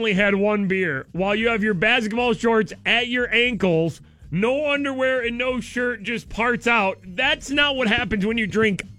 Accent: Idaho, United States; I'm from Idaho, and that's what people in the West eat instead of ketchup.

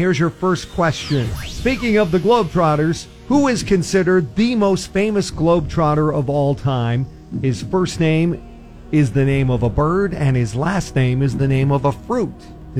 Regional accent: North Dakota, United States; That's actually the North Dakota state bird, my home state.

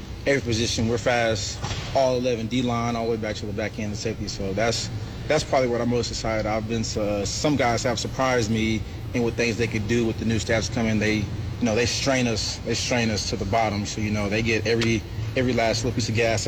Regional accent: Oklahoma City, Oklahoma, United States; moved away as an adult; now in Lubbock, United States; my home city

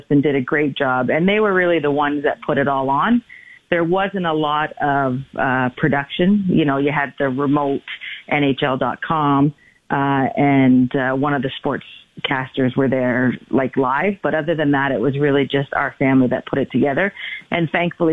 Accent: Toronto, Ontario, Canada; growing up in Toronto

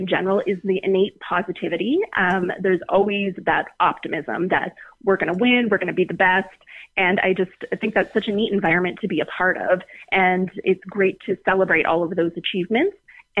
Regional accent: Moose Jaw, Saskatchewan, Canada; also born or lived in Alberta; now in Regina, Canada; I'm originally from Moose Jaw, Saskatchewan

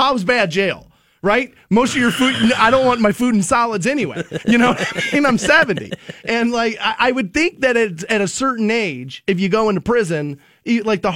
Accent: Aurora Shores, Ohio, United States; growing up in Aurora Shores

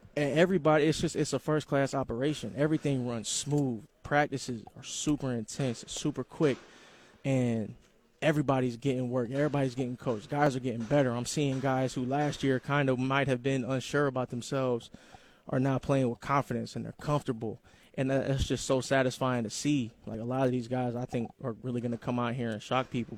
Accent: Columbus, Ohio, United States; moved away; I'm from Columbus, Ohio

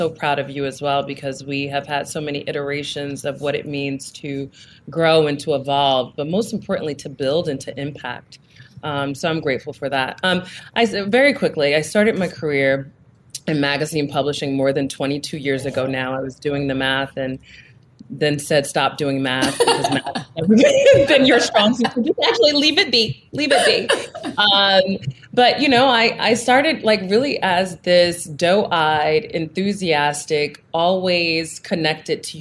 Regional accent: Newark, New Jersey, United States; Newark, New Jersey, which is my hometown

